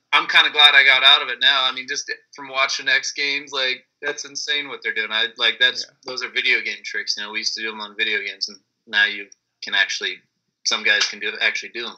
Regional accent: Cherry Valley, California, United States; I'm originally from Cherry Valley, but Beaumont is uh, kind of main riding spot out here.

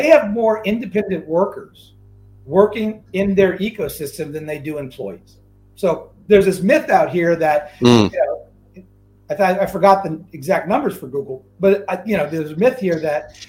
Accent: New Orleans, Louisiana, United States; now in Seattle, United States; I was born and raised in New Orleans, Louisiana

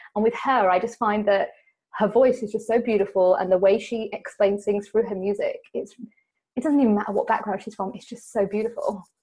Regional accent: United Kingdom; being British and being Indian

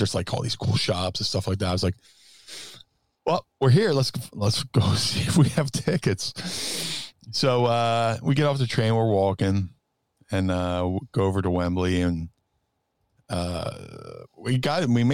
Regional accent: United States; accent: American; they would hear our American accents

